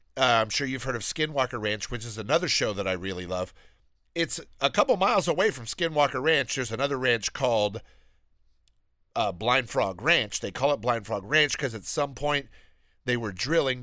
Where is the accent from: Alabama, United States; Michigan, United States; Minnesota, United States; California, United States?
Alabama, United States; I'm from Alabama. I'm very proud to be from Alabama. That is where I am from. That's where I was born.